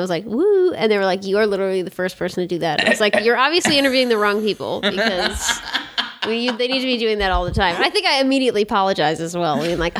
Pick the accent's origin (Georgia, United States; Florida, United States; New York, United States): New York, United States; moved away as an adult; But I'm also from New York, as you know, as you are as well.